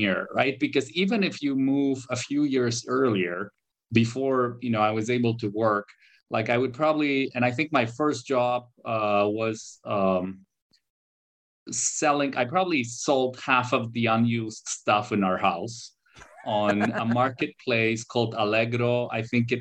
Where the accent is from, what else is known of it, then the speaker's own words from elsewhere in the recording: Warsaw, Masovian Voivodeship, Poland; also born or lived in Canada; I was born here in Poland, but I did spend, a back and forth years in Canada. I did my school here in Poland.